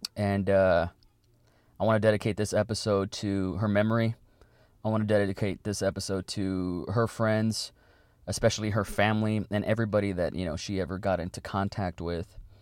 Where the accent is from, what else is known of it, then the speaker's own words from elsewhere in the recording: Weslaco, Texas, United States; my hometown